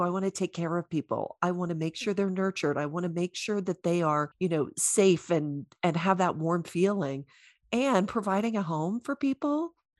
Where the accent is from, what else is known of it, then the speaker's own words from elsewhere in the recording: the Bible Belt, United States; I don't have the accent anymore, but I am from the Bible Belt.